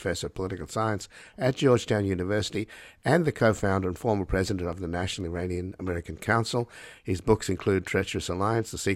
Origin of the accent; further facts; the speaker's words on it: Australia; I was born in Australia